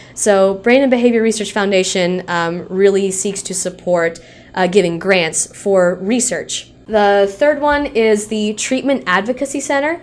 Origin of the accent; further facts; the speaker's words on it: Tennessee, United States; I live in Tennessee, I've grown up in Tennessee